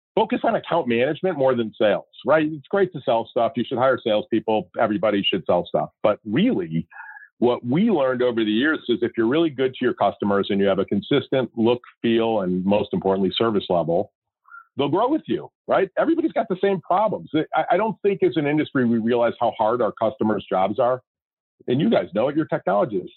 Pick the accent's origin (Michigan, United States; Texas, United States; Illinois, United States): Illinois, United States; Chicago; moved away as an adult; now in Scottsdale, United States; I grew up, born and raised in Chicago